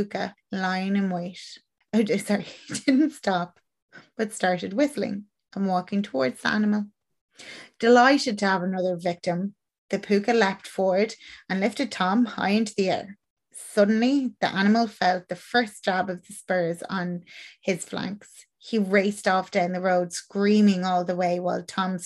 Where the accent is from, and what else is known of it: Ireland